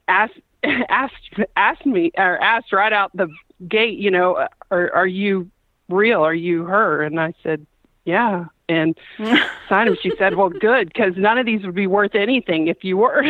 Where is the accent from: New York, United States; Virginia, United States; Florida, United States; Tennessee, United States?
Florida, United States; Lake City; I'm from Lake City